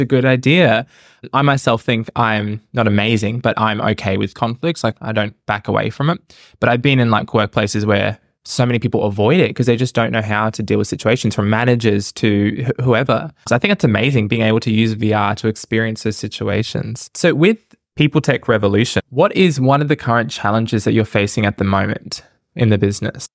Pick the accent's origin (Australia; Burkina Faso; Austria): Australia; I'm Australian, but dark skin color